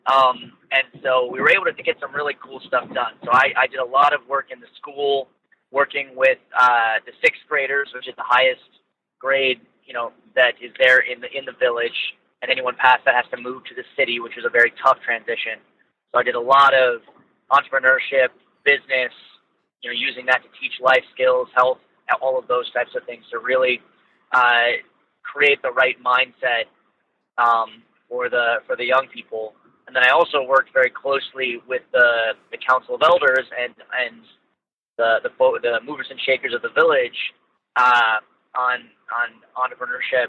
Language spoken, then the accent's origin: English; Ohio, United States; also born or lived in Suriname; I'm from Ohio here in the U.S.